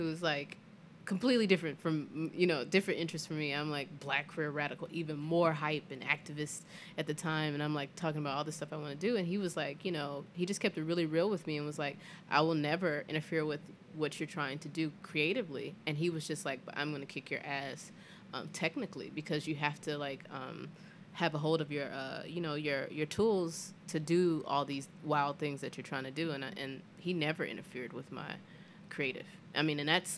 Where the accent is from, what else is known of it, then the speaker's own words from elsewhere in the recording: Greenville, South Carolina, United States; also born or lived in Atlanta, Georgia; now in Philadelphia, United States; I'm originally from Greenville, South Carolina